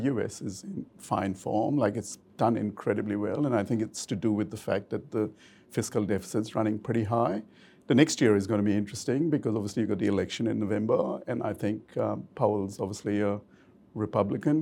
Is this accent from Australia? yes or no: yes; Australia; an Aussie investor